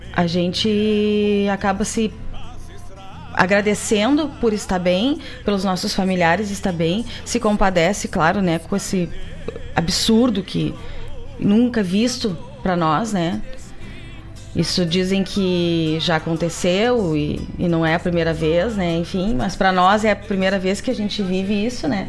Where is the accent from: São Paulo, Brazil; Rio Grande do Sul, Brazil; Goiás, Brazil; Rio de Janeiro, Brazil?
Rio Grande do Sul, Brazil; Gaúcho; nós que somos tradicionalistas, que somos gaúchos